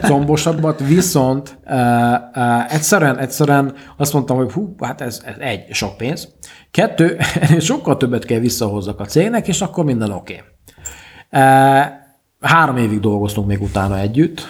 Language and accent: Hungarian; Székely, Szeklerland, Romania; also born or lived in Cluj-Napoca, Romania; székely vagyok